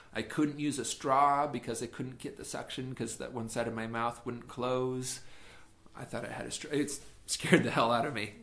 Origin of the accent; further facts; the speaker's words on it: Firth, Idaho, United States; moved away as an adult; now in Shanghai, China; Firth, yes. I grew up in a small town called Firth